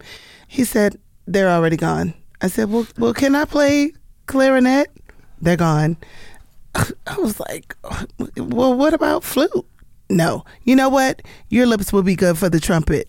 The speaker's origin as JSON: {"language": "English", "town": "Hartford", "region": "Connecticut", "country": "United States", "tie": "born or raised there", "said": "I was born in Hartford, Connecticut. Born and raised"}